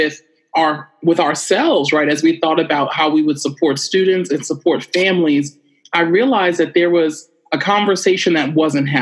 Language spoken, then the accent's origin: English; New York City, New York, United States; my experience of being a Black American female growing up in Brooklyn, New York City